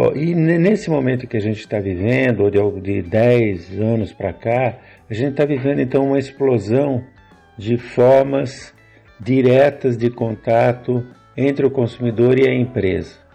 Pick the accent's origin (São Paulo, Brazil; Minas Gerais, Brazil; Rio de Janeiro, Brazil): São Paulo, Brazil; Jaú; Eu sou de Jaú, aqui do interior de São Paulo